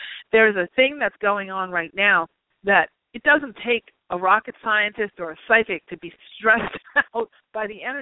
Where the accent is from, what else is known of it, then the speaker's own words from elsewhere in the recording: New York, United States; also born or lived in Long Island; I'm from New York